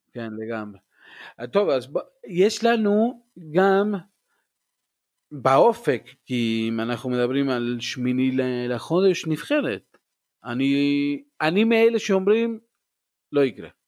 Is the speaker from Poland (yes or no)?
no; Argentina; moved away